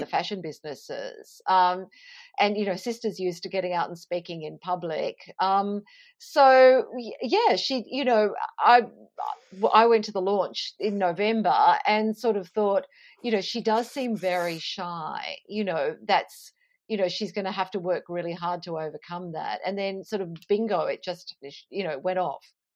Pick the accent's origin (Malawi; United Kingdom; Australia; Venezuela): Australia; Toowoomba, Queensland; moved away; I grew up in Toowoomba